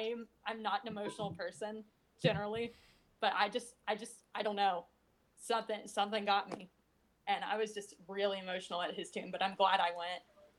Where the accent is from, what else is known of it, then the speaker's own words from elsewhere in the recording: the South, United States; And so growing up in the South, you know, we get the Civil War was caused by states' rights rather than the Civil War was caused by slavery